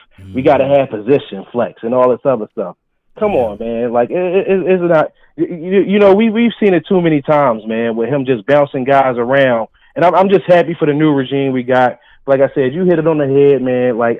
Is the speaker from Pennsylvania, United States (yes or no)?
yes; Philadelphia, Pennsylvania, United States; I'm from Philly. Yeah. So you know I'm over here in Shiegel's country.